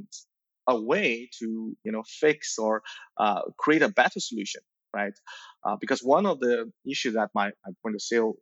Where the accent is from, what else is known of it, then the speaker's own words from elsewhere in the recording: Belgium; also born or lived in Shanghai, China; born in Shanghai, you know, in 85, you know, so the Cultural Revolution era, you know, at a very young age, you know, I moved to Belgium